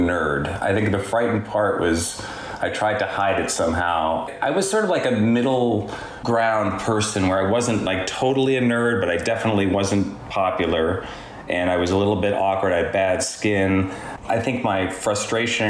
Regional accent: New York, United States; I'm a New Yorker, too

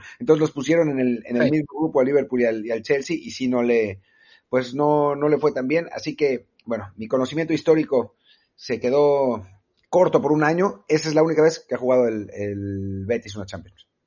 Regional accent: Mexico; como mexicano en Europa

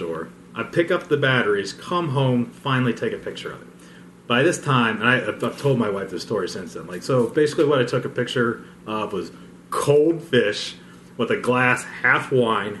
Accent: Ohio, United States; growing up in Ohio

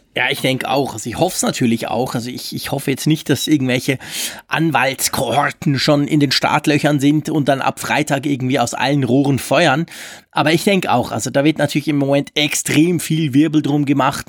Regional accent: Switzerland; bei uns in der Schweiz

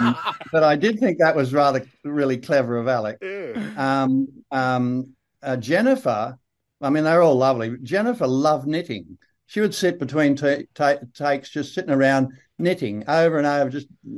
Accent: Australia; now in Malibu, United States; So, you know, I guess I am Australian, whatever.

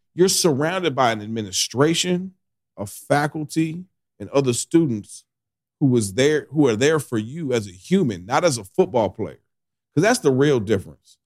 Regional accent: Boston, Massachusetts, United States; I grew up right outside of Boston

